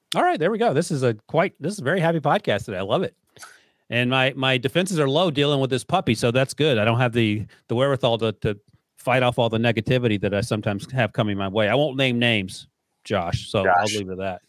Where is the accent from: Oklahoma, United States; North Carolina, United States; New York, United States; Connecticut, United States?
North Carolina, United States; moved away; I grew up in North Carolina.